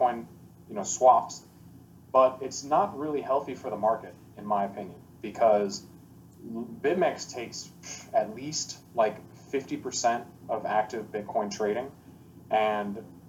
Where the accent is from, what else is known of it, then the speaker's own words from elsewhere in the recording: United States; moved away as an adult; now in Puerto Rico; I'm American